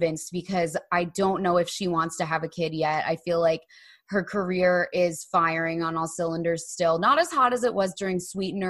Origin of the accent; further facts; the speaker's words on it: New Jersey, United States; we grew up in New Jersey